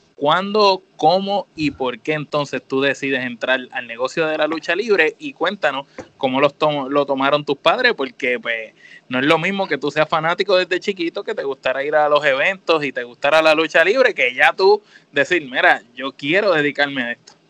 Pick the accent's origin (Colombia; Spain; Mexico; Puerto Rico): Puerto Rico; nosotros somos puertorriqueños